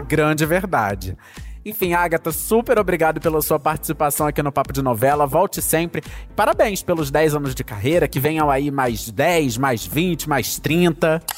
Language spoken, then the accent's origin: Portuguese; Rio de Janeiro, Brazil; que sou carioca, que sou aqui do Rio de Janeiro